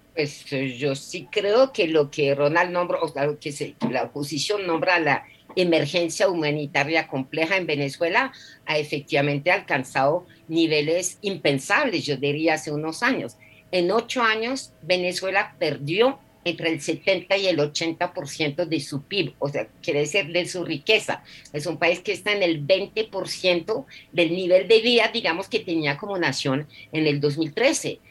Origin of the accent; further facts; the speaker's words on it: France; now in Colombia; en mi país, Francia